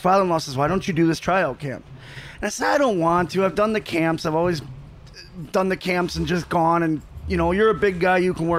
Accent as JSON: {"language": "English", "town": "Waukesha", "region": "Wisconsin", "country": "United States", "tie": "born or raised there", "said": "growing up in Waukesha"}